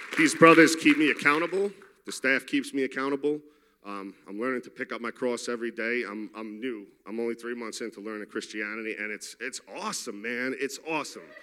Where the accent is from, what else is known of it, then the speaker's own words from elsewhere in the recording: New York City, New York, United States; I'm from Queens, New York.